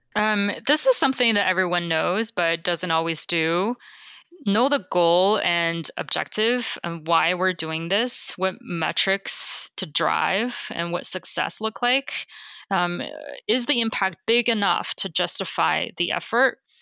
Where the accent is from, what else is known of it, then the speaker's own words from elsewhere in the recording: China; moved away as an adult; also born or lived in Beijing; now in United States; I grew up in China